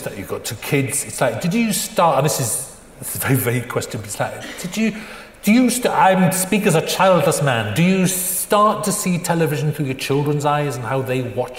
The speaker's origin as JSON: {"language": "English", "country": "United Kingdom", "said": "it's like, because we're British, we're not supposed to even acknowledge it."}